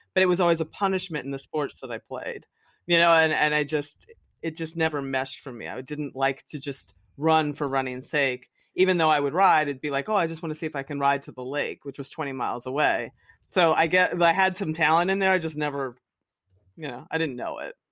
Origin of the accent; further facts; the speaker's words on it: the Poconos, Pennsylvania, United States; I grew up in the Poconos in Pennsylvania, just like a little coal town.